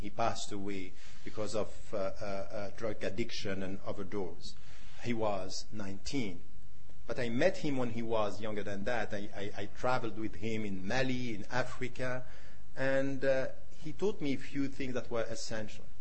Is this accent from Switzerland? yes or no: yes; Switzerland; myself being a European Muslim born and raised in Switzerland